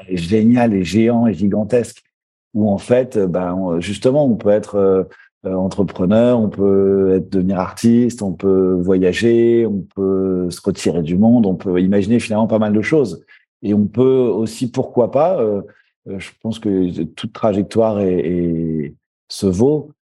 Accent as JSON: {"language": "French", "town": "Paris", "region": "Île-de-France", "country": "France", "tie": "born or raised there", "said": "j'ai grandi en France, à Paris"}